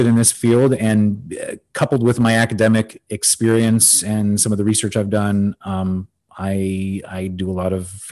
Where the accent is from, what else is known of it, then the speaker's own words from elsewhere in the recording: Los Angeles, California, United States; now in Miami, United States; I actually grew up in Los Angeles